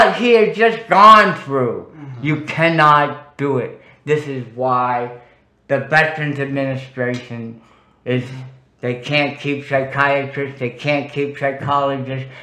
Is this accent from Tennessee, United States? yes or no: no; Worcester, Massachusetts, United States; Worcester, Massachusetts, my hometown